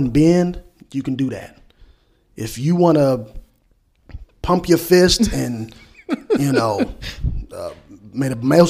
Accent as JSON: {"language": "English", "country": "South Africa", "said": "And this is how we move as South Africans."}